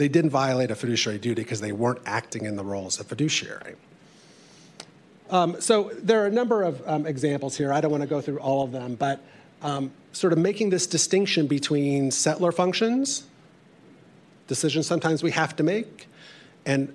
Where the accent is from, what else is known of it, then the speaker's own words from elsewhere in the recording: Indiana, United States; I come from Indiana.